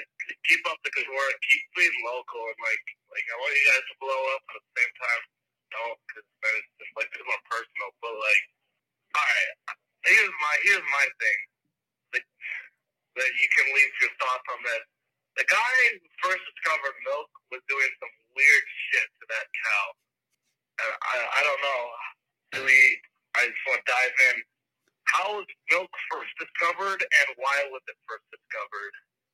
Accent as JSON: {"language": "English", "region": "Minnesota", "country": "United States", "said": "I'm from Minnesota. I'm 17."}